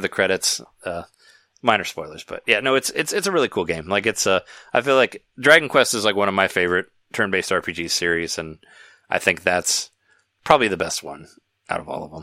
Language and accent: English; Peoria, Illinois, United States; where I grew up in Peoria, we had a we had Showbiz Pizza